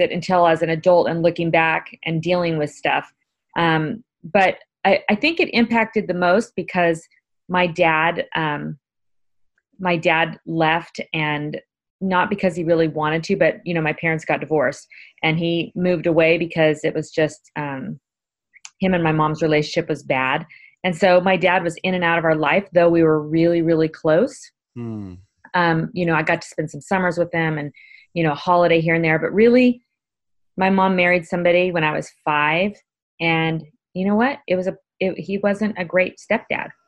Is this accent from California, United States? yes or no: yes; Visalia, California, United States; most of my childhood, I grew up in a small town in Central California, a total ag community right at the base of the Sequoia National Park in Visalia, California